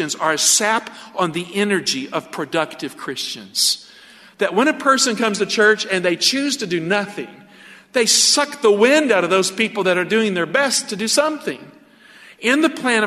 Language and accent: English; the South, United States; I grew up in the South